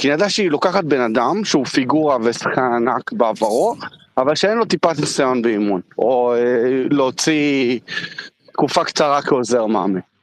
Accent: Israel; אנחנו ישראלים הרבה יותר בוטים

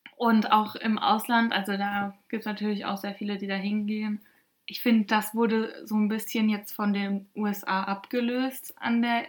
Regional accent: North Rhine-Westphalia, Germany; wir kommen halt aus NRW

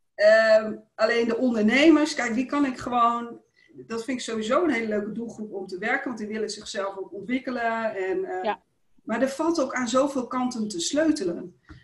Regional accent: Groningen, Netherlands; in, in de, Indische buurt en uh, nou, later nog in Bijum.

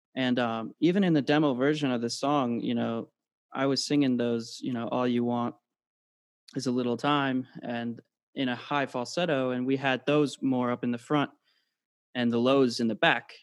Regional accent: United Kingdom; now in United States; originally born in the UK, and uh, living in the States now

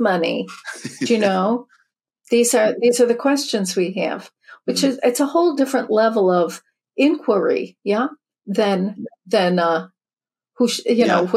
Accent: Chicago, Illinois, United States; I grew up in the Midwest, Chicago, second of eight

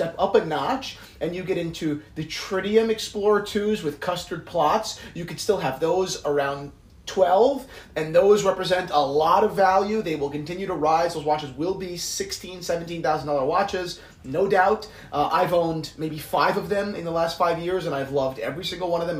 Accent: New Jersey, United States; I'm from New Jersey

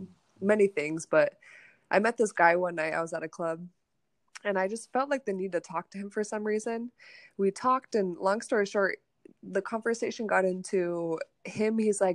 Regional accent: Montana, United States; I grew up in Montana.

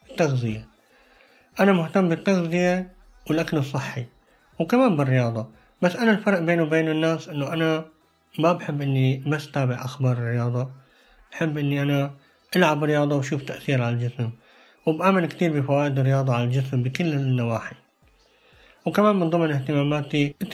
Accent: Syria; now in Norway; من سوريا عمري 26 سنه مقيم بالنرويج عم بدرس اللغة النرويجية حاليا

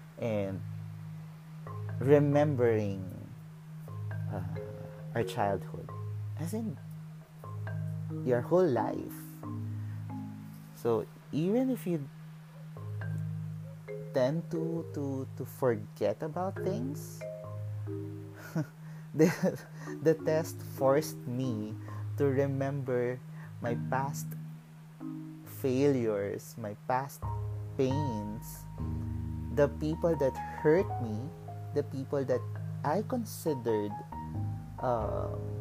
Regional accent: Mandaluyong, Metro Manila, Philippines; I grew up in Mandaluyong

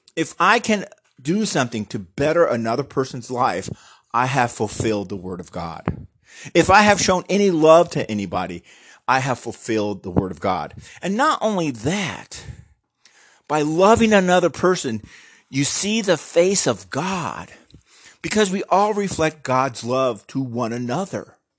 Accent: United States

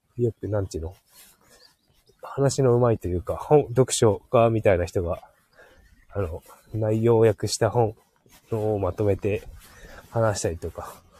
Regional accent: Hokkaido, Japan; moved away; うちの地元

